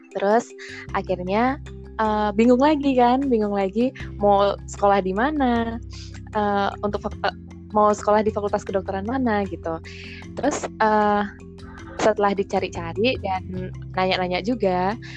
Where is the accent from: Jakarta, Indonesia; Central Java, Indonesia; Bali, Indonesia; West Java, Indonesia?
Bali, Indonesia; Denpasar; moved away as an adult; also born or lived in Semarang; asalku dari Bali.